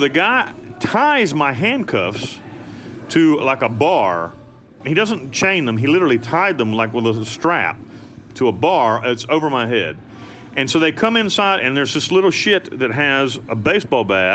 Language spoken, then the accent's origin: English; United States; moved away as an adult; I'm an American citizen